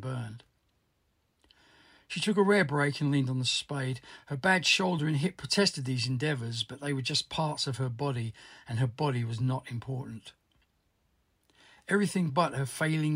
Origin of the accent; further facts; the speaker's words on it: London, United Kingdom; I'm a musician from Southwest London